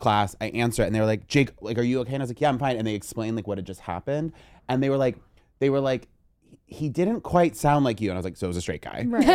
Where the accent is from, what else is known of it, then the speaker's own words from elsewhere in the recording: Vermont, United States; I'm from Vermont